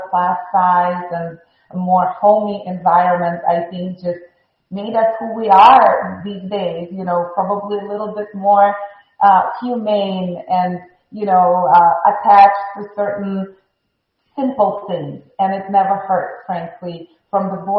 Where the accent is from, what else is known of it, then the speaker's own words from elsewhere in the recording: Moscow, Russia; English is a second language; moved away as an adult; also born or lived in Chicago; now in Miami, United States; I was born in Moscow, Russia